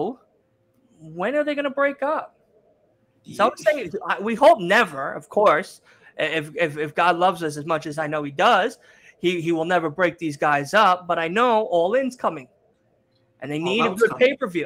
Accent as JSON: {"language": "English", "town": "New York City", "region": "New York", "country": "United States", "lives_now": "Long Island, United States", "said": "I'm originally from Queens, but I live now in L.I."}